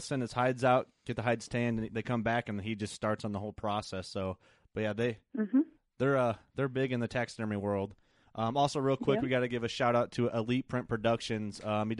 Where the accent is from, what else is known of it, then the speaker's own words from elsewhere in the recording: Illinois, United States; I'm from Illinois.